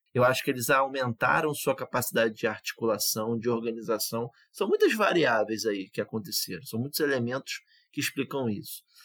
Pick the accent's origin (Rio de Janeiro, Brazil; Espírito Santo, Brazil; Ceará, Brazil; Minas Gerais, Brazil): Rio de Janeiro, Brazil; ali de Olaria, né? na região onde eu fui criado